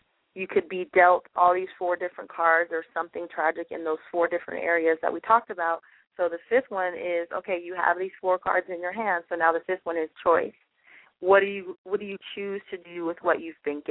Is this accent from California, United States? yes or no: yes; California, United States; From Bakersfield, California, my hometown. Not Bakersfield, but California